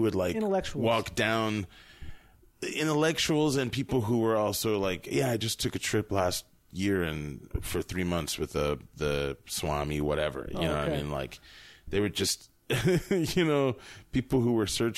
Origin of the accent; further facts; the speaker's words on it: Florida, United States; moved away; I grew up in Florida